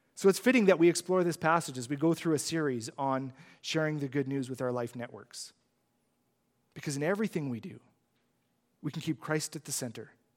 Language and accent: English; Saskatchewan, Canada; I'm from Saskatchewan, he's from Saskatchewan.